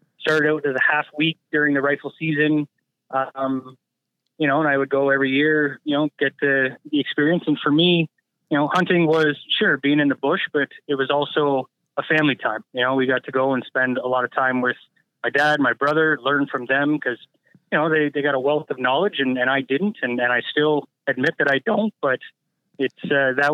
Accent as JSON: {"language": "English", "area": "Niagara", "region": "Ontario", "country": "Canada", "tie": "born or raised there", "said": "I'm originally from Niagara. That's where I grew up."}